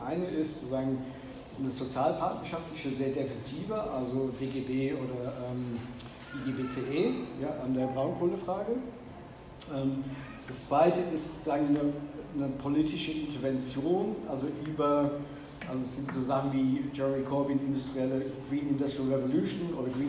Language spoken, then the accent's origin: German; North Rhine-Westphalia, Germany; in Nordrhein-Westfalen, wo ich herkomme